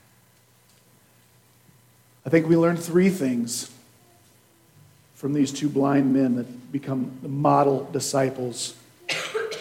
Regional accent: Kansas, United States; now in Nebraska, United States; I'm from Kansas.

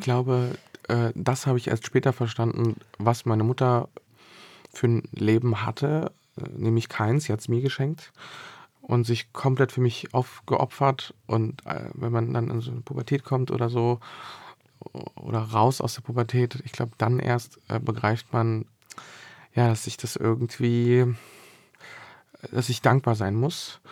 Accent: Berlin, Germany; also born or lived in Bosnia and Herzegovina; dann bin ich in Bezirken aufgewachsen, wo die Häuser so sehr weit auseinander standen

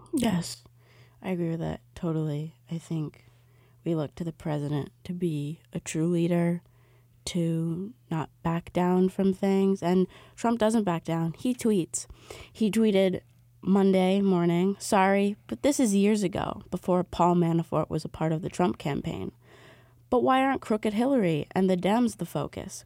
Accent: New York City, New York, United States; I've grown up in Battery Park City.

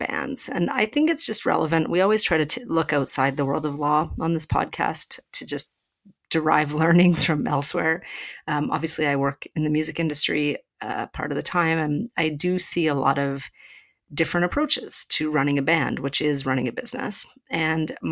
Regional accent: Canada; as a Canadian

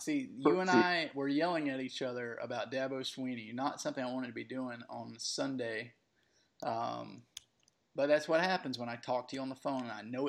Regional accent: Young Harris, Georgia, United States; also born or lived in White County, Georgia / Cleveland, Georgia; I'm from Young Harris and did a brief stint in Cleveland.

